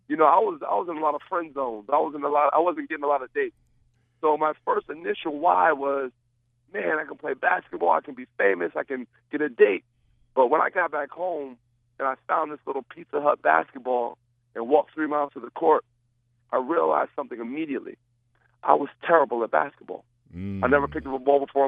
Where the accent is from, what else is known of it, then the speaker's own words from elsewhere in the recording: Rockaway, New Jersey, United States; also born or lived in Passaic, New Jersey; I'm originally from Passaic, New Jersey, and my mom moved us to Rockaway, New Jersey to get a better education